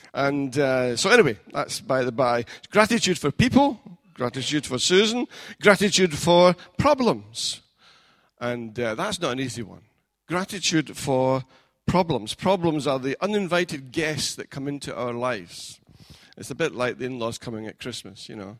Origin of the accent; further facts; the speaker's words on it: Scotland, United Kingdom; now in England, United Kingdom; I'm a foreigner in this land, being England and being Scottish